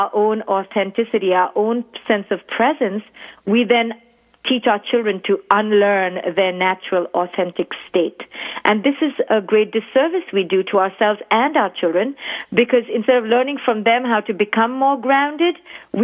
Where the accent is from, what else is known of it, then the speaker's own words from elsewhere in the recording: India; now in New York, United States; I was born and raised in India